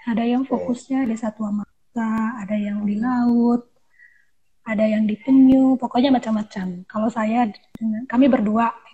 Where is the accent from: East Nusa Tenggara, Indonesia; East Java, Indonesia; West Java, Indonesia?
East Nusa Tenggara, Indonesia; Saya dari Flores, dari tepatnya di Manggarai Timur.